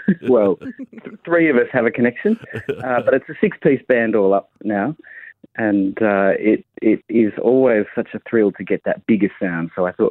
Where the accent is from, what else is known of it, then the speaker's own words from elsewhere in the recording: Parkes, New South Wales, Australia; also born or lived in Sydney; I grew up in Parks.